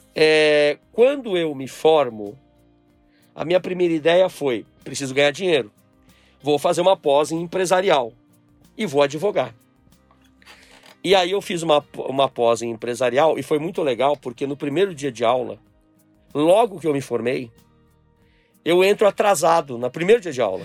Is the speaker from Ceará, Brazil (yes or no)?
no; São Paulo, Brazil; also born or lived in Brasília; voltei a São Paulo, onde eu nasci, e fui criado por esse meu avô e minha avó.